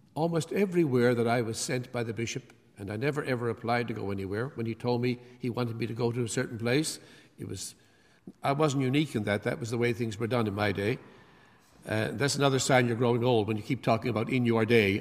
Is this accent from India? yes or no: no; Canada; I'm from Canada